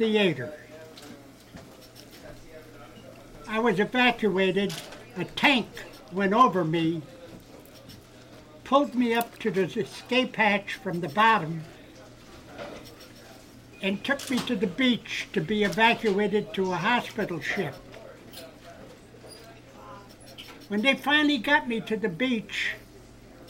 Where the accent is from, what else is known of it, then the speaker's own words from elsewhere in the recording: Amsterdam, New York, United States; I'm originally from Amsterdam, New York